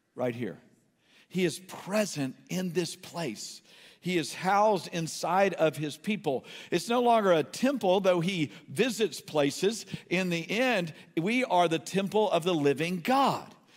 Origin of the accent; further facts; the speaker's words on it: New Haven, Connecticut, United States; the house that I was born in in New Haven, Connecticut